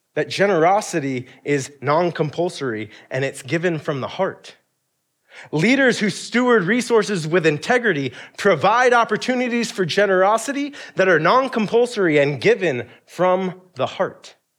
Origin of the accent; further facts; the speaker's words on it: Alaska, United States; being a kid growing up in Alaska